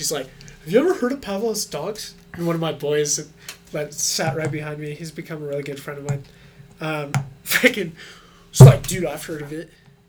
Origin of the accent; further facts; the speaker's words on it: Broomfield, Colorado, United States; I grew up in Broomfield, Colorado.